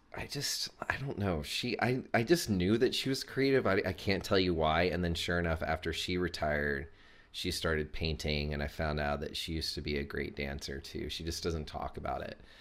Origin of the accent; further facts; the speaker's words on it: Chattanooga, Tennessee, United States; I'm from Chattanooga, Tennessee. I was born and raised there